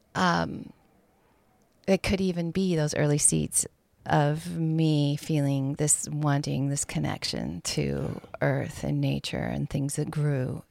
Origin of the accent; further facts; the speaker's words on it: Bozeman, Montana, United States; also born or lived in Gillette, Wyoming; I grew up in the town of Bozeman, which is one of the bigger towns in Montana